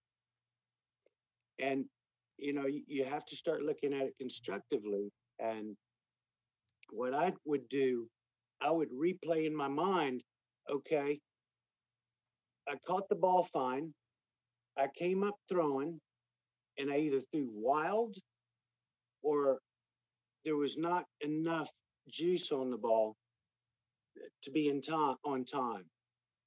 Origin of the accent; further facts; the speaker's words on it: Austin, Texas, United States; I grew up in Westlake, in Austin here